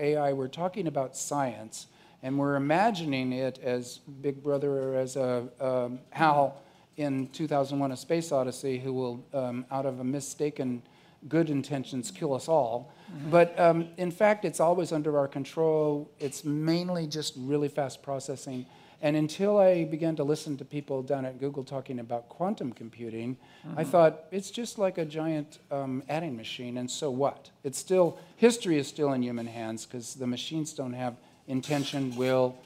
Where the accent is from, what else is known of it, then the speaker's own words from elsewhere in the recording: Orange County, California, United States; I grew up in Orange County to a blue diaper baby